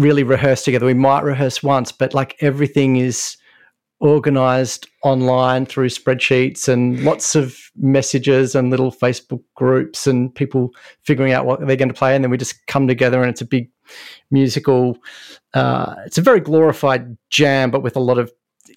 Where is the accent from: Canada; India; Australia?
Australia; Melbourne, Victoria; I grew up in Melbourne in Australia and this is where I am now